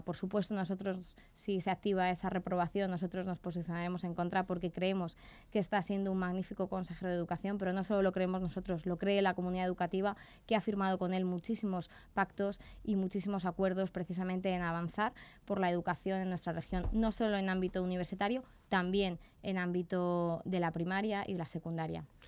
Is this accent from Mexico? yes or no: no; Torrejón de Ardoz, Community of Madrid, Spain; como torrejonera que soy